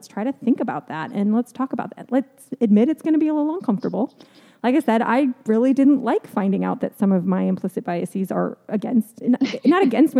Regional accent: Southern California, United States; now in Gainesville, United States; I grew up in Southern California and the schools that I went to were pretty diverse actually.

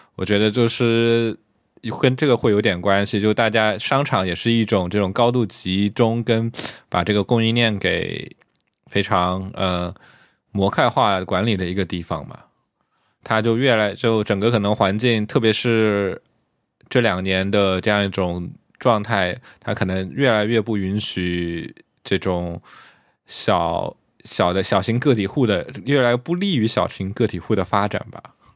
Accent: Jiangxi, China; moved away; 因为我这次回家的时候，然后我跟回老家江西的时候

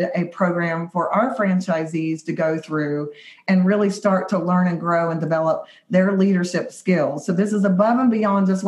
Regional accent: West Virginia, United States; we are from West by God, Virginia, not from Virginia

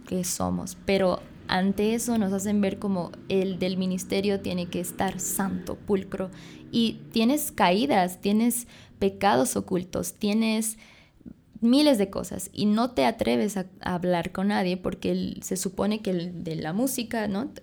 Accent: Bolivia; soy boliviana, nací en Bolivia, pero me digo bolibrasilera porque mi papá es brasilero y mi mamá boliviana

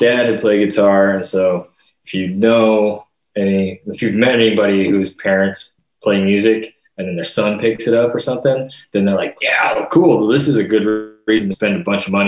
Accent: Green River, Wyoming, United States; now in New York, United States; Green River, Wyoming

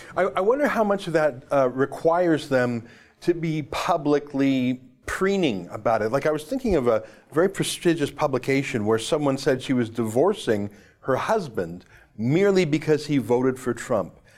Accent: Calgary, Alberta, Canada; I was born and raised in Calgary

